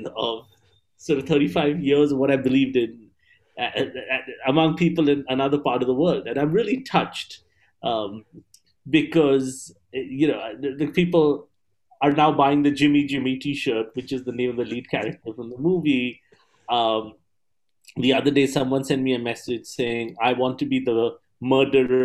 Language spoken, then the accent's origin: English; Kolkata, West Bengal, India; moved away as an adult; also born or lived in Columbus, Ohio, United States; I was born in Calcutta, India, which is in the eastern side of the country. I did my schooling in India